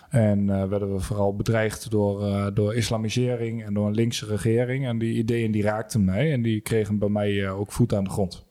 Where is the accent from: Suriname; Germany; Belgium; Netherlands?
Netherlands; Almelo, Overijssel; 28 eh, uit Almelo.